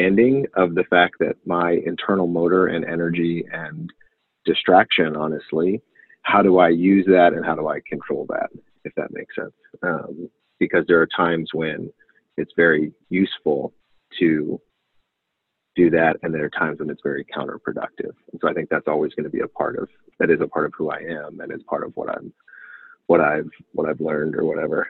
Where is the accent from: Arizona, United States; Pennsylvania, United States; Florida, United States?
Pennsylvania, United States; Pittsburgh; I grew up in Pittsburgh, South Hills of Pittsburgh, traditional suburban life